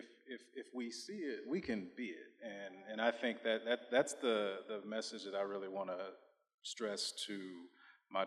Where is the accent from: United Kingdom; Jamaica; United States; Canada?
United States; Bentonville, Arkansas; I grew up in Northwest Arkansas, more specifically Bentonville